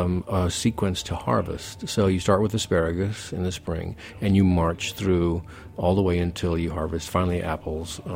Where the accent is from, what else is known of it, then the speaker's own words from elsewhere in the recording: Yakima, Washington, United States; moved away; I grew up in Yakima. I went to school in Yakima